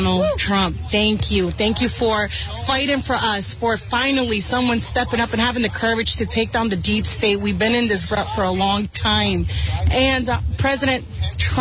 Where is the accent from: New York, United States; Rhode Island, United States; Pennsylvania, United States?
Rhode Island, United States; Providence; I'm Latina. I grew up in Providence